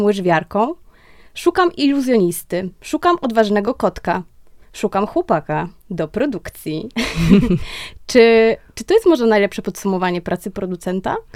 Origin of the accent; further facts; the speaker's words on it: Kraków, Lesser Poland, Poland; obie jesteśmy z Krakowa